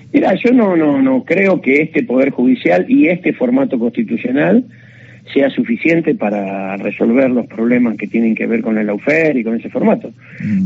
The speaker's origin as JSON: {"language": "Spanish", "country": "Argentina"}